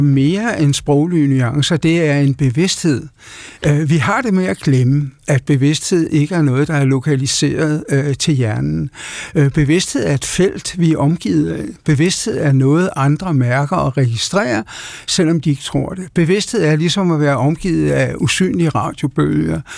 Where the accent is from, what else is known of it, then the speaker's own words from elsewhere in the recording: Denmark; ved at være dansk